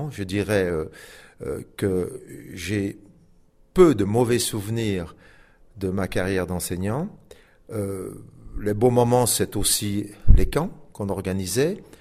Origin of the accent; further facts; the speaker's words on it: Belgium; now in Switzerland; Ben, quand j'ai quitté la Belgique pour venir, pour venir en Suisse